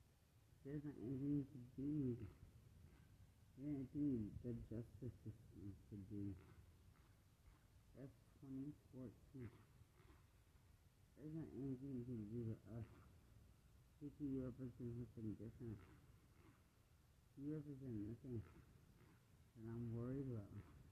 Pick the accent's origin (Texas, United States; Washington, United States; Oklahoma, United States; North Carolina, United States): Texas, United States; But I'm from West Texas. I'm represented different.